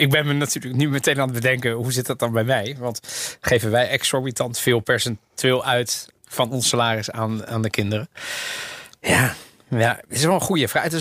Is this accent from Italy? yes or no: yes; Italy; now in Netherlands; maar ook, ik, ik, ik ben Italiaans als het bijvoorbeeld gaat over... Ik zag, ehm, eh, vorige week was het slecht weer in Nederland.